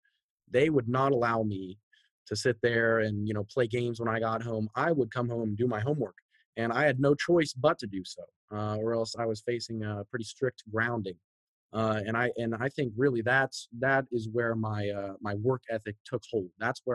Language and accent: English; San Antonio, Texas, United States; also born or lived in Seattle, United States; Okay, so I was born up north in Seattle, Washington. My dad worked for Sprint back in the day, you know, startups. So we were moving around a lot. We've moved, I think, 6+ times all over the country. You know, we finally settled down in Texas, first in San Antonio